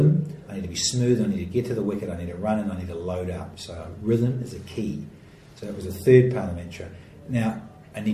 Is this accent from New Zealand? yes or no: yes; New Zealand; now in Australia; In Australia, particularly here, being a Kiwi